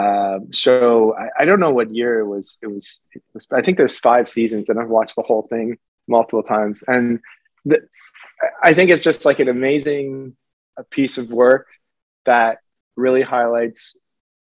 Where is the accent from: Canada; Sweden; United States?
Canada; as a Canadian